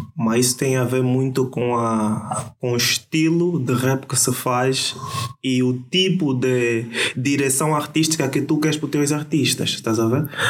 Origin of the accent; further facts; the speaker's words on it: Angola; now in Almada, Portugal; Eu sou um empresário angolano, radicado em Portugal